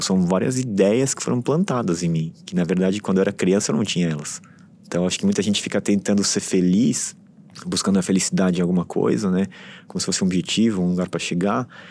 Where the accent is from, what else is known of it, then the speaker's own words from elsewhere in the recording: São Paulo, Brazil; eu fui criado em São Paulo, é, estudei sempre em São Paulo, trabalhei em São Paulo, vivi por muito tempo aqui